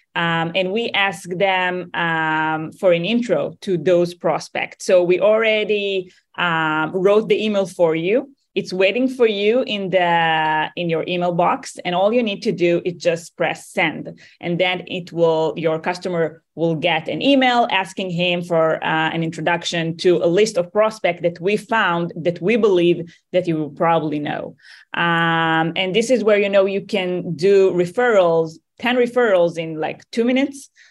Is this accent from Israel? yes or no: yes; Tel Aviv, Tel Aviv District, Israel; accent: Israeli; moved away; I'm originally from Tel Aviv, Israel